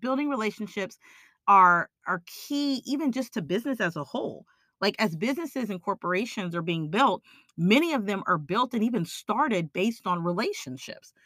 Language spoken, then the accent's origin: English; Austin, Texas, United States; I'm from Austin, Texas